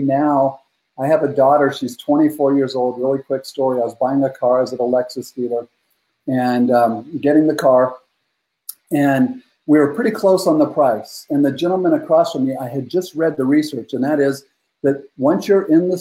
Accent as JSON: {"language": "English", "region": "Northern California", "country": "United States", "tie": "born or raised there", "said": "I grew up in Northern California, really rough childhood"}